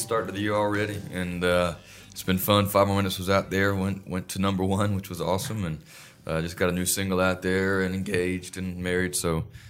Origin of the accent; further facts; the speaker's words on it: North Carolina, United States; I'm from North Carolina